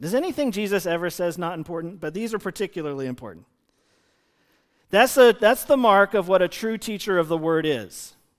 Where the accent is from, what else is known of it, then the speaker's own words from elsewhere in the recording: United States; we as American Christians living in two thousand twenty